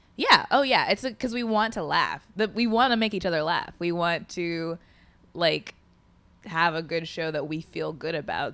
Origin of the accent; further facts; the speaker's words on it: Indianapolis, Indiana, United States; moved away as an adult; Indianapolis, Indiana